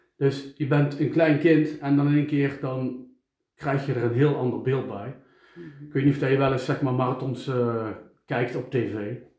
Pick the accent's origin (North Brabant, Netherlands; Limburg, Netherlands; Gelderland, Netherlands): North Brabant, Netherlands; Eindhoven; ik kom uit Eindhoven